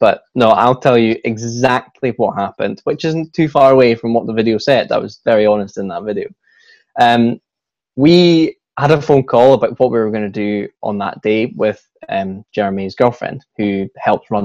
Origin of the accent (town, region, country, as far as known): Scotland, United Kingdom; accent: Scottish